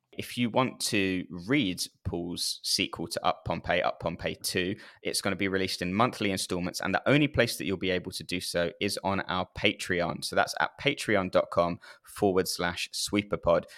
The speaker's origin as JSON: {"language": "English", "country": "United Kingdom"}